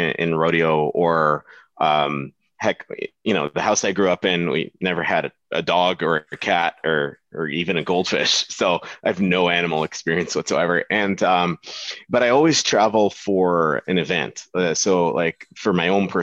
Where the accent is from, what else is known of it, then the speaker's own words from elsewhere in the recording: Dubai, United Arab Emirates; moved away as an adult; now in Alberta, Canada; growing up in Dubai